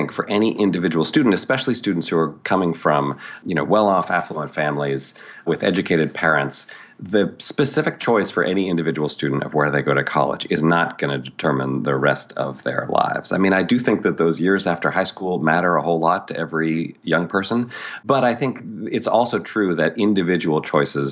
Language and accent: English; Toronto, Ontario, Canada; moved away as an adult; also born or lived in New York / Montreal; I grew up in Canada and Toronto